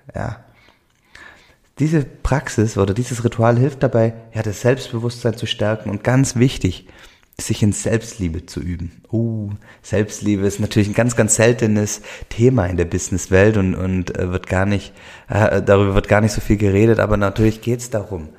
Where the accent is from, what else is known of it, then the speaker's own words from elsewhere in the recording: Swabia, Germany; accent: Swabian; Ich komme aus dem Schwäbischen, ähm, hört man wahrscheinlich hier im Podcast immer wieder, den schwäbischen Dialekt.